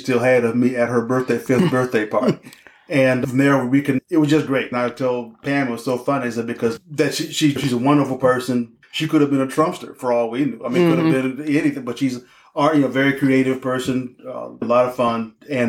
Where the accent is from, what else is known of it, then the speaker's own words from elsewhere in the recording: Denver, Colorado, United States; now in Detroit, United States; we're just from Denver